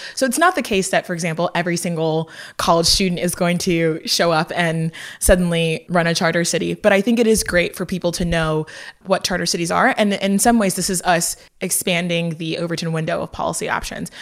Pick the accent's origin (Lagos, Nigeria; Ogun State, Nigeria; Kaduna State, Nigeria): Lagos, Nigeria; I'm from Lagos, Nigeria